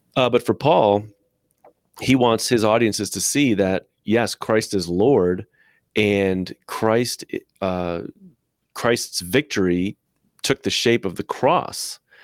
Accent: United States; also born or lived in Midwest; I, as an American white man, have been trained by my culture

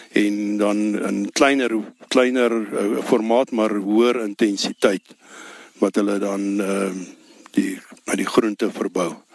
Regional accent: Ellisras, Limpopo, South Africa; ek is my hier gebore op Ellis Ras 1953

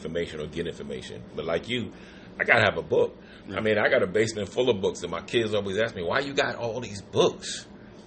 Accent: New York, United States; moved away; I'm from New York

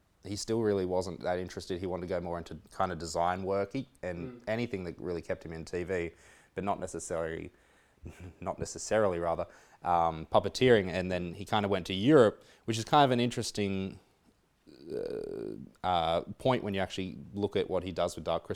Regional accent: Coffs Harbour, New South Wales, Australia; moved away; I grew up in Coffs Harbour

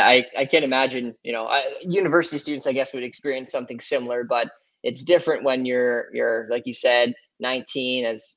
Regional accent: Amherstburg, Ontario, Canada; my hometown, Amherstburg

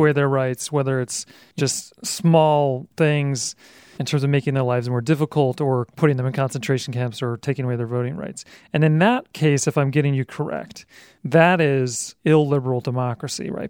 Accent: Utah, United States; moved away; also born or lived in Toronto / Berlin / New York; I'm from Utah, which is absolutely part of the heartland

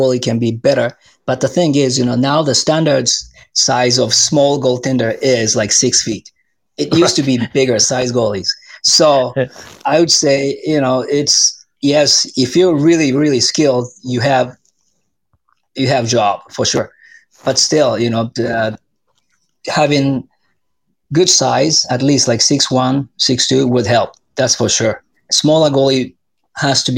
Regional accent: Japan; moved away as an adult; now in Arizona, United States; I'm from Japan

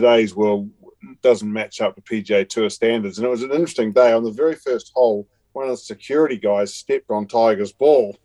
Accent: New Zealand; being a Kiwi

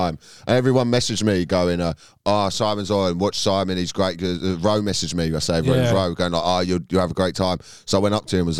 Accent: London, United Kingdom; I'm from London.

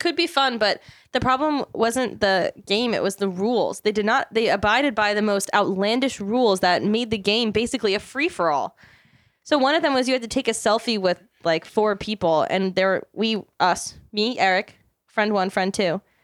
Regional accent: Maryland, United States; moved away; my hometown of Maryland

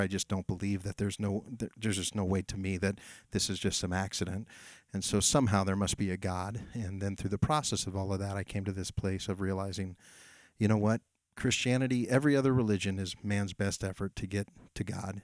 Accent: Amador County, California, United States; I grew up here in Amador County, so I got a lot of roots here

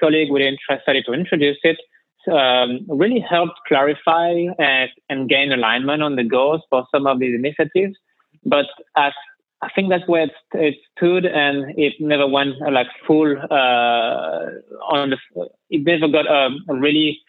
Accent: France; as you can tell from my accent, I'm originally from France.

